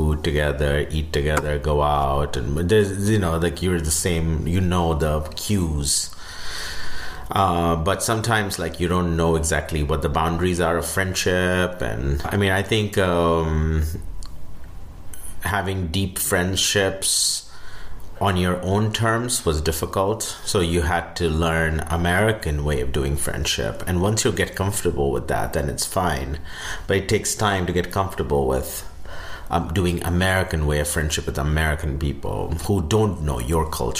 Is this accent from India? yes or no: yes; India; moved away